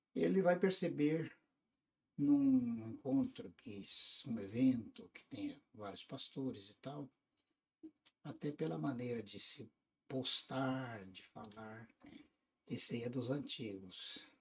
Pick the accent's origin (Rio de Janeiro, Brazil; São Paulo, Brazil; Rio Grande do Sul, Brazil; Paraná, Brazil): Paraná, Brazil; also born or lived in Tumiritinga, Minas Gerais (birthplace); eu sou de origem do estado do Paraná. Sou do Paraná. Então, claro, meus pais vieram de Minas quando estava iniciando o estado do Paraná, no noroeste do estado. E eu vim quase que nos panos, né? Vim bem novinho. novinho. E aí crescemos infância, adolescência